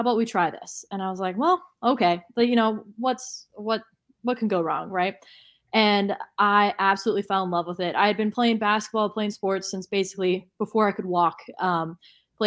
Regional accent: Texas, United States; moved away as an adult; now in Portland, United States; I'm from Texas. You know, I was raised a Rangers fan

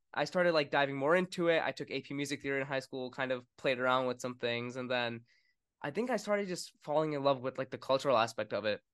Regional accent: Winston-Salem, North Carolina, United States; also born or lived in New York; I was born in New York, and then we moved to Winston-Salem, North Carolina

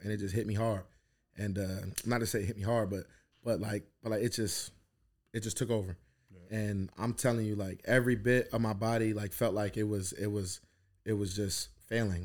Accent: New Jersey, United States; moved away as an adult; also born or lived in Philadelphia; I grew up in Jersey and I went to Philly

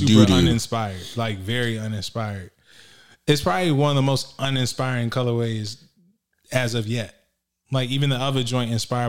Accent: Virginia, United States

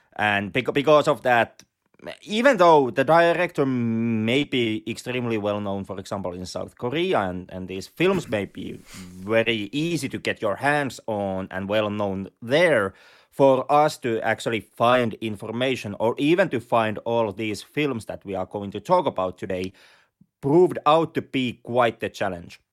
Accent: Lapland, Finland; accent: Finnish rally accent; English is a second language; we both have the, the luxurious Finnish Ralli accent

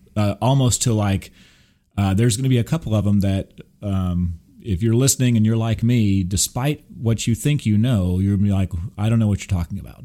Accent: Texas, United States; also born or lived in Burbank, California / Big Bear, California; I'm a native Californian. even though I grew up here in Texas, but I, I was born in Burbank

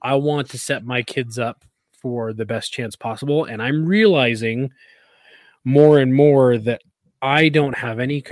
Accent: California, United States; now in Utah, United States; growing up in California

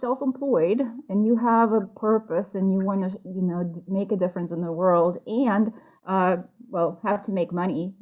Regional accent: Russia; moved away as an adult; also born or lived in New York; now in United States; I am from Russia

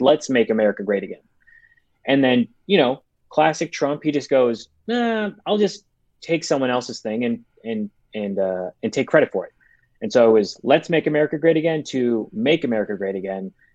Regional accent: Chicago, Illinois, United States; now in Los Angeles, United States; I'm from Chicago. I live in LA right now

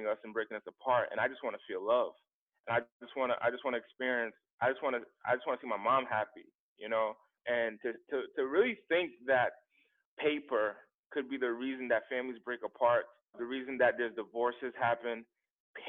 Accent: Central Falls, Rhode Island, United States; now in Los Angeles, United States; I'm from the East Coast in an impoverished area called in an impoverished part of Rhode Island.

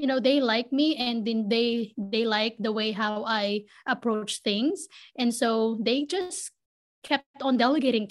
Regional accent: Philippines; moved away; I was born and raised in the Philippines. I grew up in the city

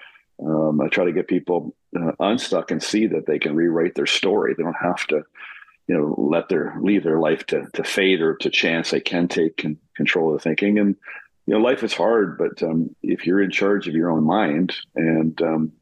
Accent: Canada; also born or lived in New York; I'm born and raised in Canada.

